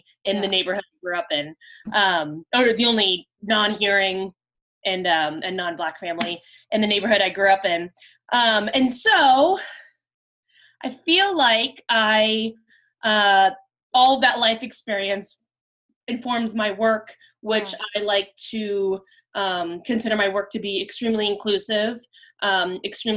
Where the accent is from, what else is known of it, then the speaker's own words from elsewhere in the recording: Prince George's County, Maryland, United States; I was born and raised in Maryland, just outside of the Washington, D.C. area, in PG County